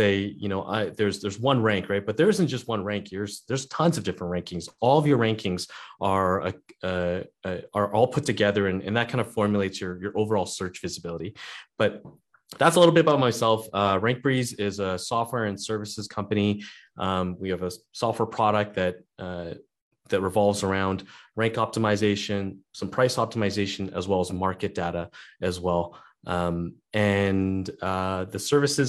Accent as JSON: {"language": "English", "country": "Canada", "said": "I'm a Canadian Airbnb host"}